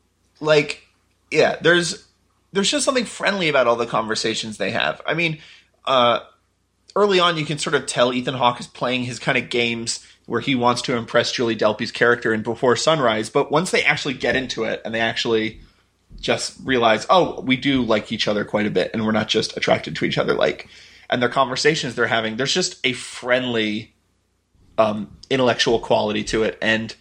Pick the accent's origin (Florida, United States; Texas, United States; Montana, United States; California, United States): Texas, United States; If I was to think I'm proud of growing up in Texas, which I'm not, I don't really have much civic pride of any kind because I moved around so much growing up